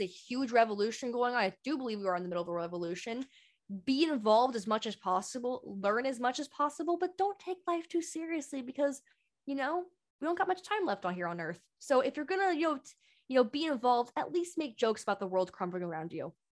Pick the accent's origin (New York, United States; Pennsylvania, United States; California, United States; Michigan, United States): California, United States; Bay Area; I'm from the Bay Area